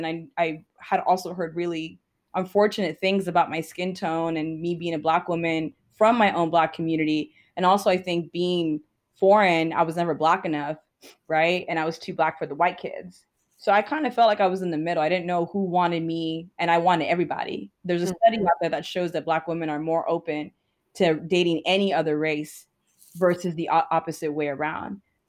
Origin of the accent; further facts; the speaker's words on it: Ghana; Like, so I told you I'm Ghanaian.